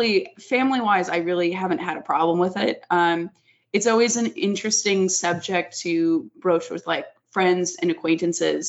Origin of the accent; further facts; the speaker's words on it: Las Vegas, Nevada, United States; growing up where I grew up in Vegas, you see taboo stuff all the time. It's just the nature of here